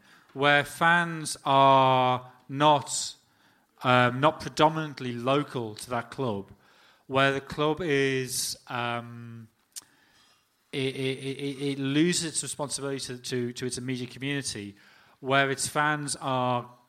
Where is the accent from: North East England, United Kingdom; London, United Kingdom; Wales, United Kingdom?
North East England, United Kingdom; Sunderland; I was born in Sunderland to a father who supported Sunderland